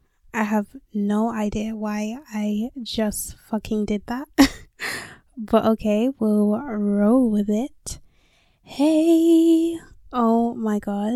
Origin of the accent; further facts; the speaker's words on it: London, United Kingdom; I was born and raised in London, and I'm currently 19 years old. Yes, I said I was born and raised in London.